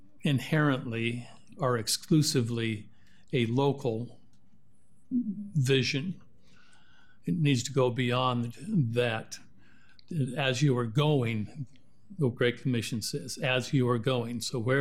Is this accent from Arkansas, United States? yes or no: no; Washington, United States; born there; also born or lived in Oregon; I was born in Washington, spent 40 years in Oregon.